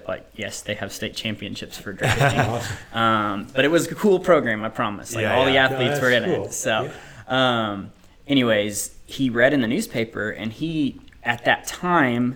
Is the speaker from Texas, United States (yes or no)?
yes; Pampa, Texas, United States; moved away as an adult; also born or lived in Liberal, Kansas / Dallas-Fort Worth, Texas; now in Oklahoma, United States; I was born in Liberal, Kansas. Family was in the kind of the oil industry, so we moved to Pampa, Texas, grew up mostly there, and then on to the Dallas-Fort Worth area